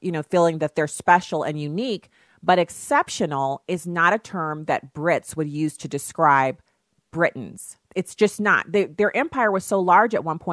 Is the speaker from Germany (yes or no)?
yes; Germany; now in United States; I grew up in Germany